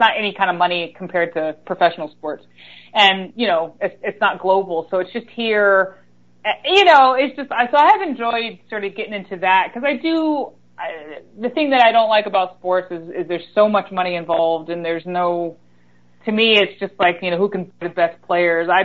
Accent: Greensboro, North Carolina, United States; I started out in the country. And so I moved to Greensboro when I was like 8 or 9

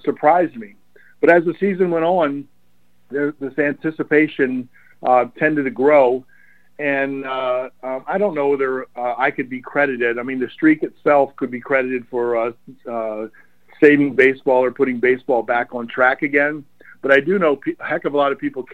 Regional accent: Baltimore area, Maryland, United States; it was really easy in the Baltimore area to be an Oriole fan

